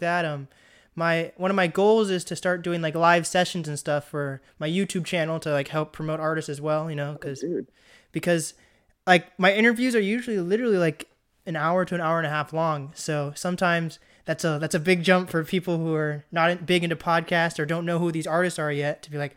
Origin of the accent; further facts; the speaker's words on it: Mercer Island, Washington, United States; now in Snohomish, United States; I grew up on Mercer Island